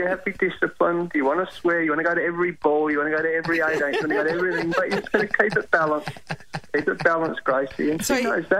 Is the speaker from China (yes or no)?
no; Australia; this is the beautiful thing about being Australian.